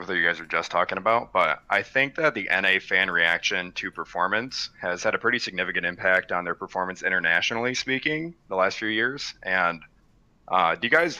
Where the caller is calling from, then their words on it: Detroit, Michigan, United States; From the Detroit area.